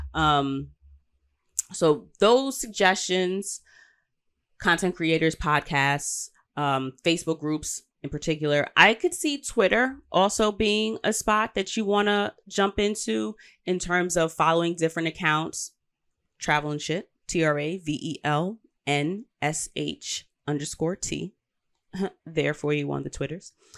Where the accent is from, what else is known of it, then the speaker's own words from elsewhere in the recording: New York, United States; I'm saying this as a New Yorker